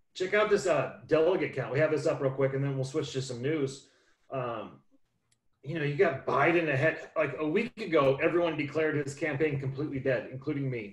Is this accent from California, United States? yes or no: yes; California, United States; I'm from California